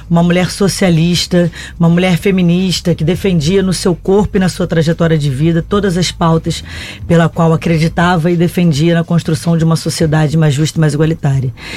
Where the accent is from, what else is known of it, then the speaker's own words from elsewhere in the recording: Brazil; enquanto brasileira